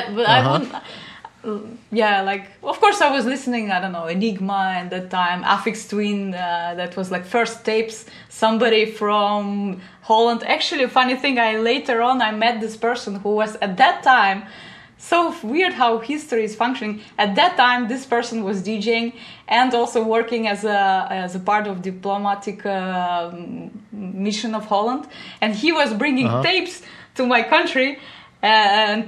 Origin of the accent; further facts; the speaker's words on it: Riga, Latvia; moved away as an adult; also born or lived in Germany; now in Netherlands; And so I grew up in Latvia. That is a Baltic seaside city, Riga.